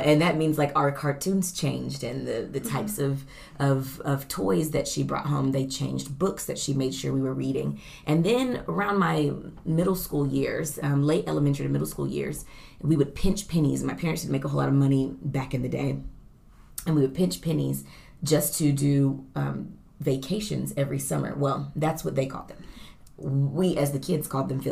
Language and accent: English; Oklahoma, United States; I grew up in Oklahoma as well